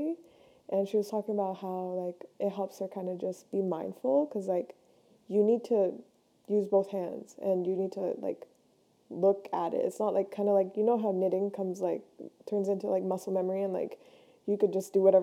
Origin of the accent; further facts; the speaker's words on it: Ontario, Canada; I'm from Canada. So I live near Toronto